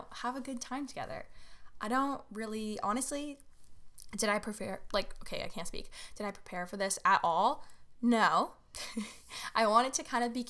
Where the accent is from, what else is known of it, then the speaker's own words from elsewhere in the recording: Toronto, Ontario, Canada; I am from Toronto, Ontario, Canada